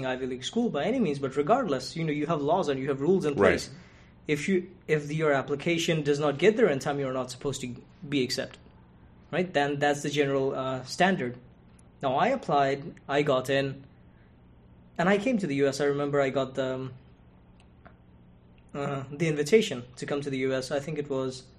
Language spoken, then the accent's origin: English; Bangladesh; moved away as an adult; also born or lived in San Marcos, California; now in United States; I'm from the country of Bangladesh